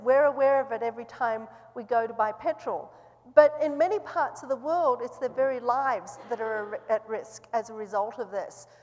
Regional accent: Australia; moved away as an adult; also born or lived in New Zealand; now in Seattle, United States; I grew up in Australia

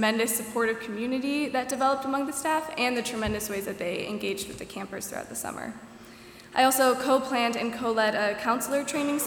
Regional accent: Milwaukee, Wisconsin, United States; I'm a junior elementary and special education major from Milwaukee, Wisconsin.

